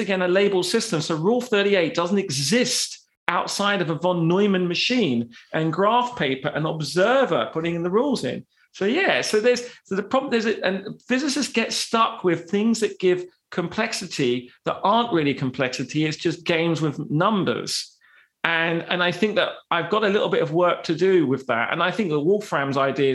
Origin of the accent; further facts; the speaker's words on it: United Kingdom; I'm British